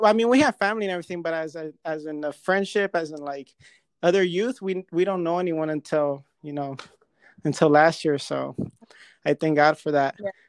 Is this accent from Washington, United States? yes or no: no; California, United States; now in Las Vegas, United States; I'm from Cali